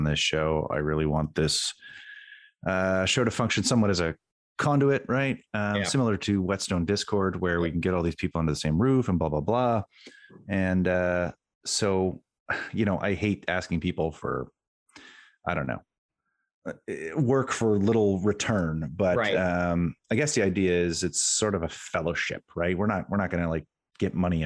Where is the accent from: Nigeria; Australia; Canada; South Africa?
Canada; Halifax, Nova Scotia; my hometown